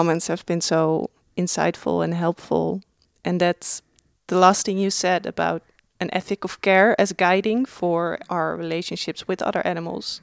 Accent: Netherlands; now in Melbourne, Australia; I'm coming from the Netherlands

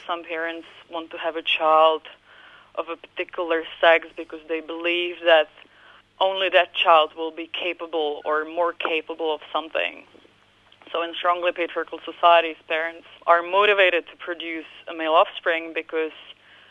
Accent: Prague, Czechia; I grew up in Central Europe, in Prague, in the Czech Republic

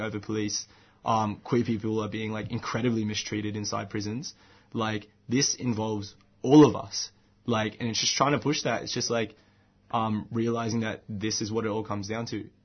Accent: Bankstown, New South Wales, Australia; where I grew up in Bankstown

